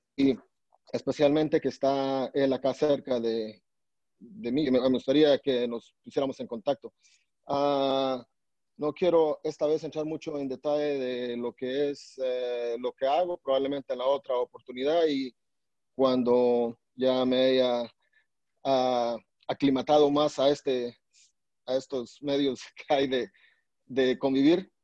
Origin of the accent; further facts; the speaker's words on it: Alta Verapaz, Guatemala; also born or lived in Salamá; now in Virginia, United States; soy de Guatemala, nací en Salamá, pero crecí en Alta Verapaz